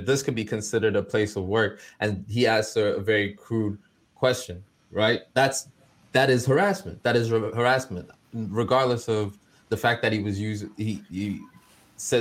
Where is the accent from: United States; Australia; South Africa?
South Africa; moved away; South Africa, my home country